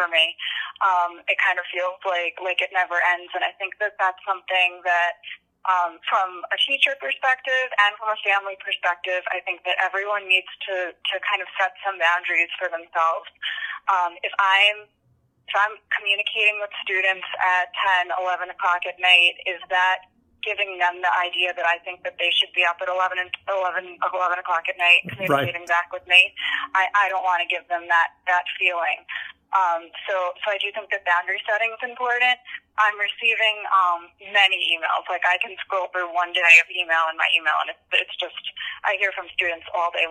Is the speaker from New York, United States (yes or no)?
yes; Long Island, New York, United States; moved away as an adult; now in Pennsylvania, United States; I grew up on Long Island, so I went to Lumbrook High School on Long Island